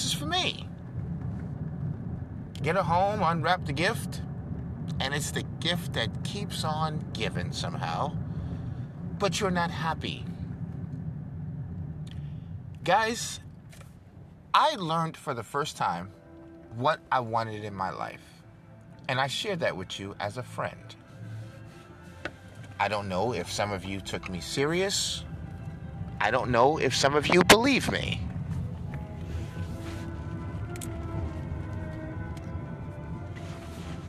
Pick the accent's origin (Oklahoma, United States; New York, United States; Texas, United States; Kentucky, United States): New York, United States; moved away; also born or lived in Dubai; I'm from New York, a goddamn Yankee